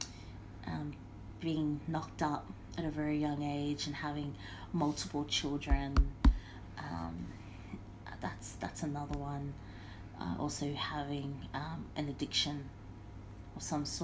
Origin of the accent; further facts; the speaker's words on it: Sydney, New South Wales, Australia; Everyone knew I was from Campbelltown